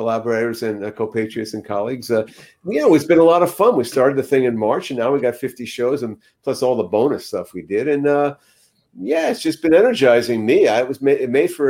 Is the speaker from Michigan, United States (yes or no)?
no; Long Island, New York, United States; moved away; also born or lived in New Jersey / Canada; I was born in Jersey, but I grew up in Long Island